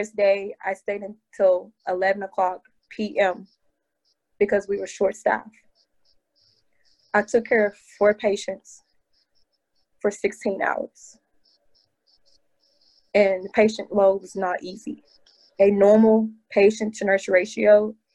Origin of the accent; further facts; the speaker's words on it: Nashville, Tennessee, United States; also born or lived in Houston, Texas; now in New York, United States; I'm originally from Nashville, Tennessee